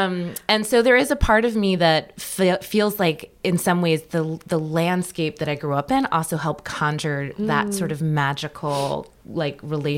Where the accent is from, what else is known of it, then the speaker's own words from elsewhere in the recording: Blue Ridge, United States; where I grew up in the Blue Ridge, which was a very haunted landscape